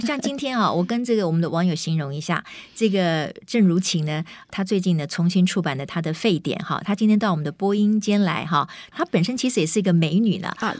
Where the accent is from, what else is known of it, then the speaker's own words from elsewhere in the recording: Kaohsiung, Taiwan; moved away; 我回高雄看我的妈妈